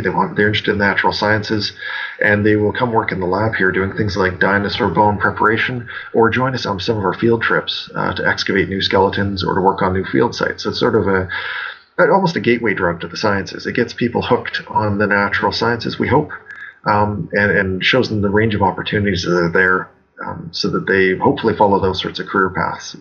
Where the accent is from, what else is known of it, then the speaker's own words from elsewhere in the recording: Alberta, Canada; moved away as an adult; now in Saskatchewan, Canada; I grew up in Alberta, the province uh, slightly to the west of Saskatchewan, where I'm currently working.